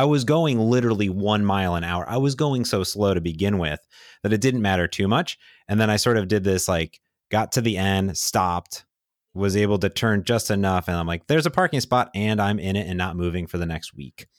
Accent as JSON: {"language": "English", "region": "Midwest", "country": "United States", "moved": "yes", "said": "I come from the Midwest."}